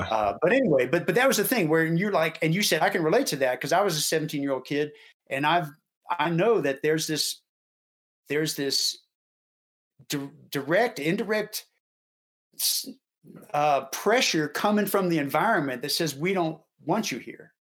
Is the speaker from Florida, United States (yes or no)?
no; Houston, Texas, United States; Marty and I grew up in Houston.